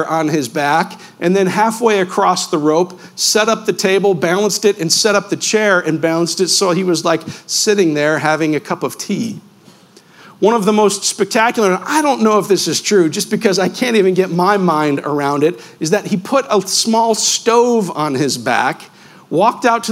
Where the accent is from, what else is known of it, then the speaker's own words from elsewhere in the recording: Western New York, United States; I grew up in Western New York, about a 30-minute drive from Niagara Falls